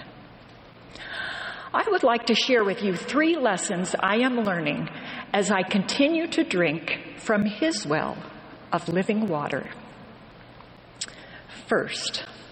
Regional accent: Western New York, United States; I grew up in Western New York

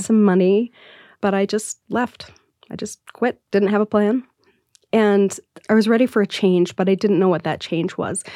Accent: Salt Lake City, Utah, United States; growing up in Salt Lake City

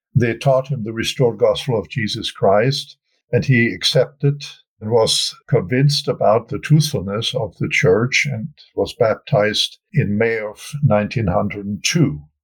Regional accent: Wuppertal, North Rhine-Westphalia, Germany; moved away; also born or lived in Salt Lake City, Utah; I was born and raised in Germany, in Wuppertal

